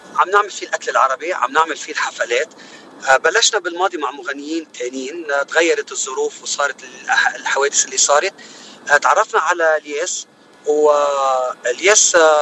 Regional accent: Choueifat, Mount Lebanon, Lebanon; moved away as an adult; also born or lived in Gharifeh; now in United States; أنا الأصل من آه، لبناني أكيد الأصل من منطقة بالجبل اسمها غريفة آه كنت مقيم بس آه، بشويفات اللي هي محيط بيروت

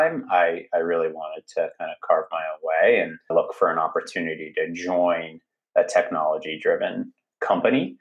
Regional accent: Boston, Massachusetts, United States; I'm from Boston, Massachusetts

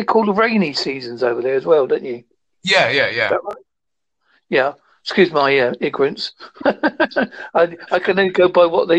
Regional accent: Devon, South West England, United Kingdom; I am from Devon, United Kingdom.

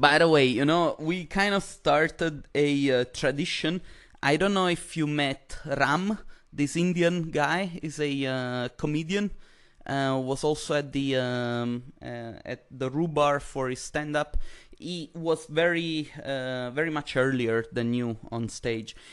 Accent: Italy; moved away; I come from Italy

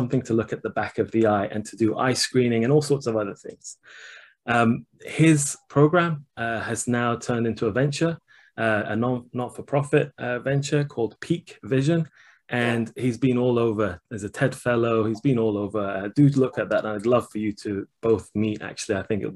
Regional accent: Shiraz, Fars, Iran; moved away; the same hospital that I was born in Iran

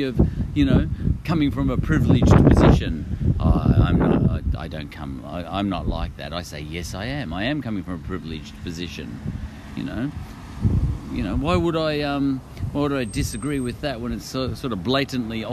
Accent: Australia; I'm an Aussie.

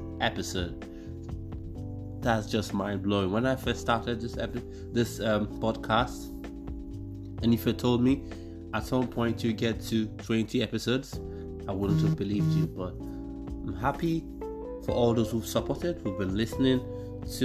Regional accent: Nigeria; moved away as an adult; also born or lived in Exeter, United Kingdom; now in United Kingdom; I lived most of my adult life in Nigeria. And as when I say most of my life in Nigeria, I mean from nursery to primary to secondary to undergrad.

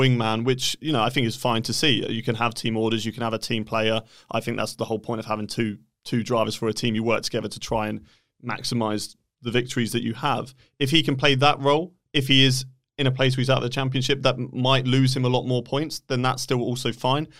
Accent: United Kingdom; I am British

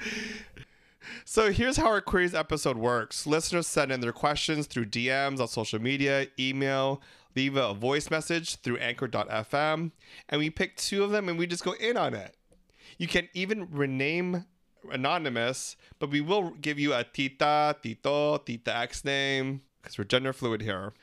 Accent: Philippines; We're three Filipino gay guys

